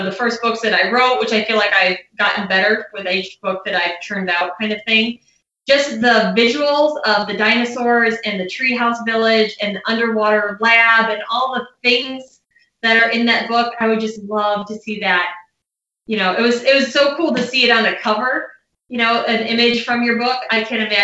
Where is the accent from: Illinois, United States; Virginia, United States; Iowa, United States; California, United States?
Illinois, United States; Chicago; moved away; I'm originally from the Chicago area-ish